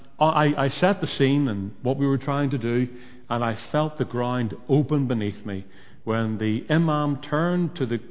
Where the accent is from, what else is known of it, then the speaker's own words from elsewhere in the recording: Northern Ireland, United Kingdom; I came from Northern Ireland